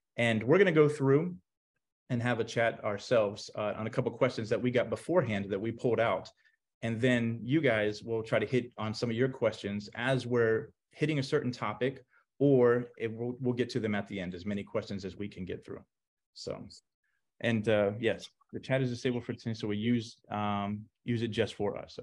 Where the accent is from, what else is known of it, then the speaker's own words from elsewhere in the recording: Orlando, Florida, United States; the Orlando Sentinel, my hometown newspaper